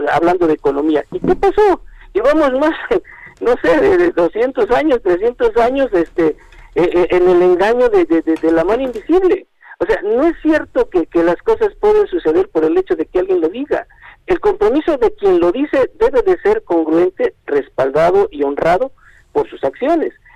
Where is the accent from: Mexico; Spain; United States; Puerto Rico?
Mexico; como ciudadano mexicano